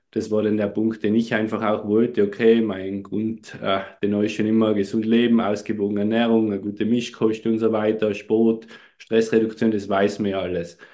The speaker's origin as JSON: {"language": "German", "region": "Tyrol", "country": "Austria", "said": "Wie man unschwer ein wenig erkennen oder hören kann, komme ich aus Tirol, aus Österreich."}